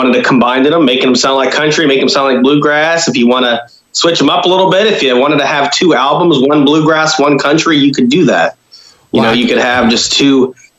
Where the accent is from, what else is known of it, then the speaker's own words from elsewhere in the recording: West Virginia, United States; I'm from West Virginia, you know, born and raised.